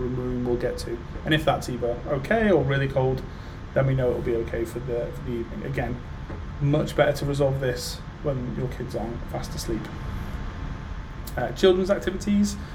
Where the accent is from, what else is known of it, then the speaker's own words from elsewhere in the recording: United Kingdom; being British